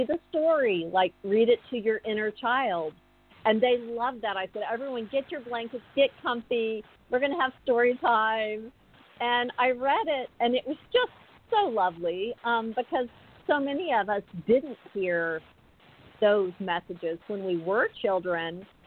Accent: South Texas, United States; I grew up in South Texas, small Southern Baptist church

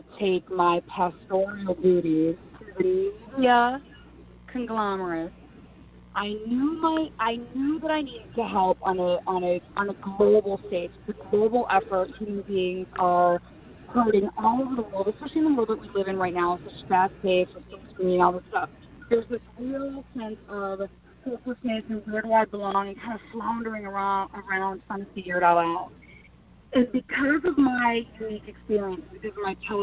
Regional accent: Minnesota, United States; moved away as an adult; also born or lived in Philadelphia; I was born and raised in Minnesota

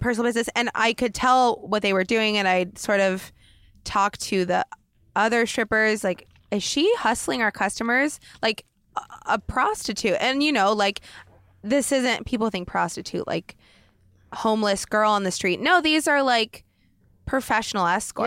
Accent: Oregon, United States; moved away as an adult; now in Los Angeles, United States; growing up in Oregon

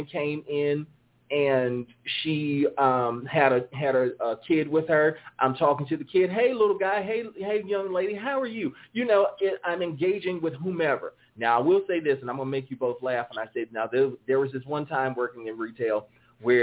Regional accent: the South, United States; accent: southern drawl; I have a southern drawl, so yeah, I'm from America

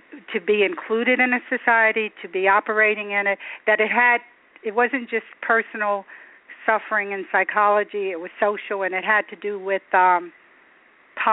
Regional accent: Chester, Pennsylvania, United States; I grew up in Chester, Pennsylvania, which was poor and black when I was growing up

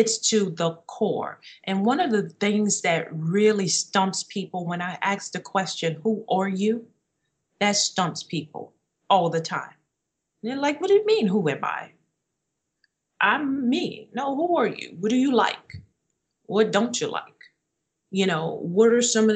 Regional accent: New Orleans, Louisiana, United States; moved away as an adult; also born or lived in Minnesota; we left my hometown of New Orleans and we moved to Minnesota so that I could pursue my master's degree

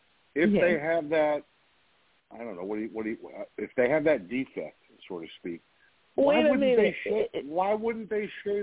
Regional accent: Cayucos, California, United States; growing up in Cayucas, California

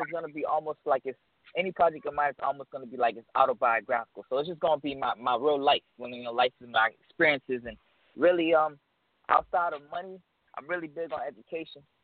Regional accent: South Florida, United States; also born or lived in Orlando; I'm really from South Florida, but I'm in Orlando right now

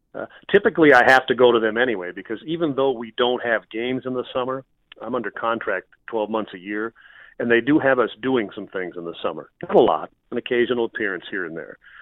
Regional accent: Minnesota, United States; moved away as an adult; also born or lived in Montana; I grew up in Minnesota, and I took my first job in Montana, which was about a thousand miles away

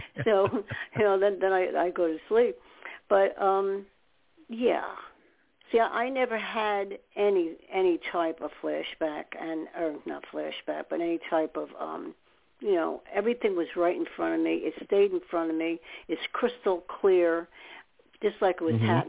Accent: New York, United States; now in New Jersey, United States; living in New York, I'm from New York

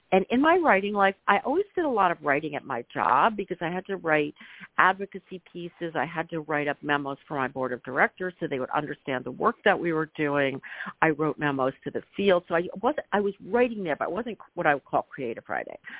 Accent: Philadelphia, Pennsylvania, United States; I grew up in Philadelphia in a very near in suburb

